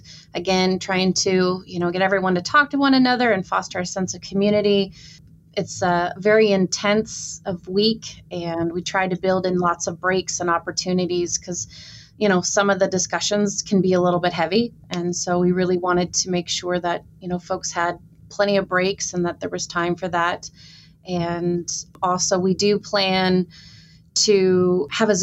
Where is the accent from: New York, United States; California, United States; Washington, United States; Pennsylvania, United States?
Washington, United States; also born or lived in Seattle, Washington / Scotland; now in Bloomington, United States; I'm from Washington State originally.